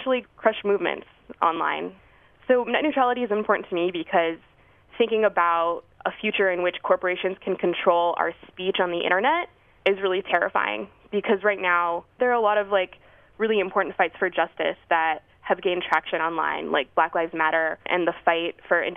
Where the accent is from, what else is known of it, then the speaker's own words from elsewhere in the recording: Albuquerque, New Mexico, United States; now in Washington, D.C., United States; I'm originally from Albuquerque, New Mexico